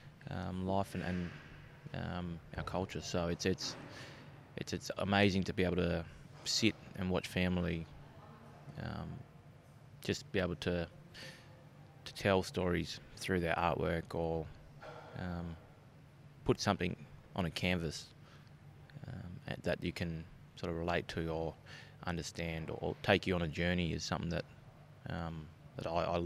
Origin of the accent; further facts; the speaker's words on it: Bunbury, Western Australia, Australia; Growing up in Bunbury, I was one of five